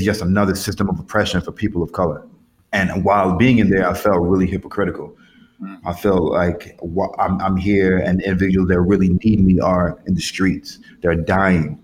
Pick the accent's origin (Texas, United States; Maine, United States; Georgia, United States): Georgia, United States; Atlanta; I grew up in Atlanta